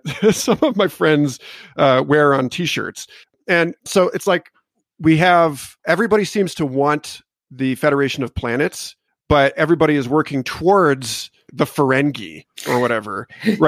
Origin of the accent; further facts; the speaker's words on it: United States; I'm an American and we're shitheads